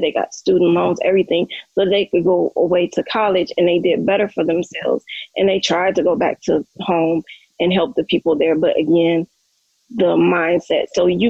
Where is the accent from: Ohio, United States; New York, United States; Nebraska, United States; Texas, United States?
Ohio, United States; Cleveland; also born or lived in St. Louis; now in Las Vegas, United States; No, I live in Las Vegas. I was born in St. Louis. I was raised in Cleveland, Ohio.